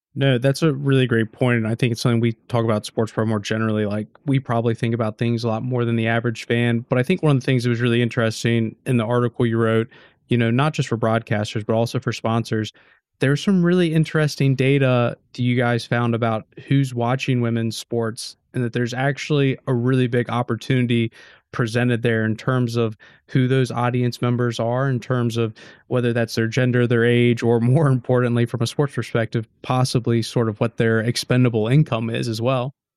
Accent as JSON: {"language": "English", "country": "United States", "moved": "yes", "said": "being an American, being an outsider"}